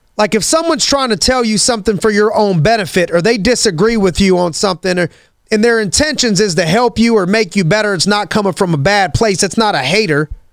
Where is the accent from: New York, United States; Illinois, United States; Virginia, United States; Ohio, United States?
Ohio, United States; Youngstown; as a kid growing up in Youngstown, Ohio